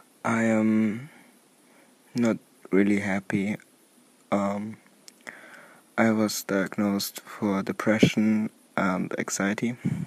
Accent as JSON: {"language": "English", "country": "Germany", "second_language": "English", "said": "I'm from Germany"}